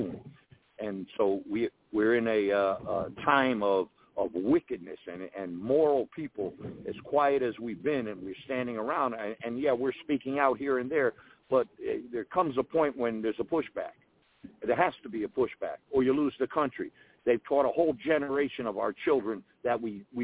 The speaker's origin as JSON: {"language": "English", "country": "United States", "said": "we as American people who are hardworking"}